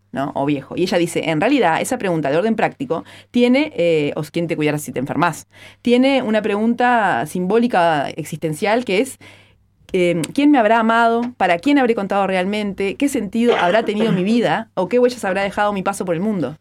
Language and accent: Spanish; Maldonado, Uruguay; soy de Maldonado, ahí decimos chiquilinas o gurisas